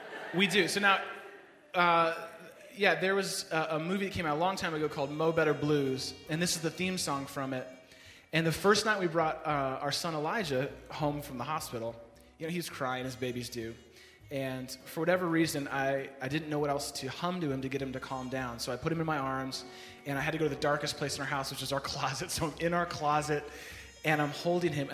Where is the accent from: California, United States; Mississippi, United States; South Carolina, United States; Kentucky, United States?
California, United States; San Francisco; moved away as an adult; now in Chicago, United States; I grew up in San Francisco, was out here visiting Chicago